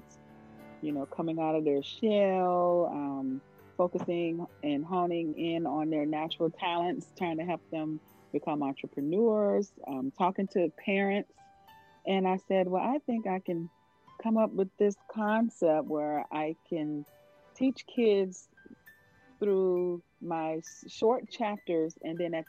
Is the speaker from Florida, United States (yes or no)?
yes; Florida, United States; moved away; also born or lived in Maryland; I was born and raised in Florida